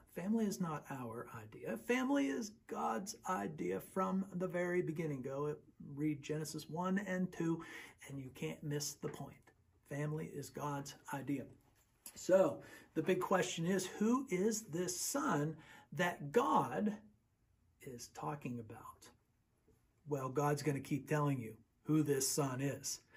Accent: Western Pennsylvania, United States; also born or lived in Texas; I was raised in Western Pennsylvania, and most of my family's in Western Pennsylvania, but I was born in Texas

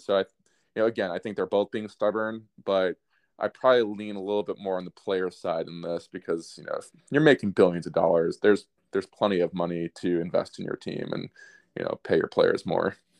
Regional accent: United States; I'm biased as an American

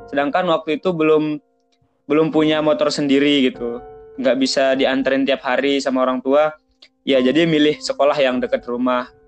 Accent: Lombok, West Nusa Tenggara, Indonesia; Saya dari Lombok. Sekarang udah semester 6 di Universitas Mataram prodi agribisnis.

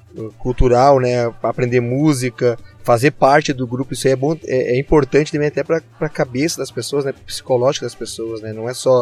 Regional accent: Gravataí, Rio Grande do Sul, Brazil; eu que tô coladinho em vocês aqui, eu sou de Gravataí

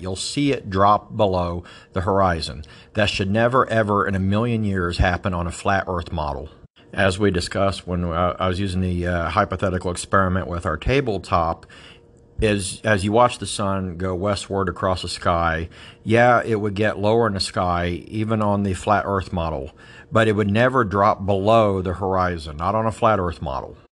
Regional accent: Ohio, United States; I grew up in the Appalachian foothills of southeastern Ohio.

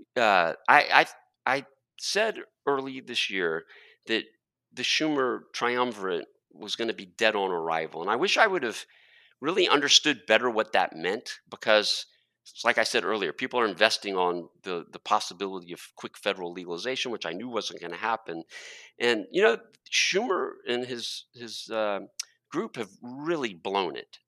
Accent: Texas, United States; being a Texan

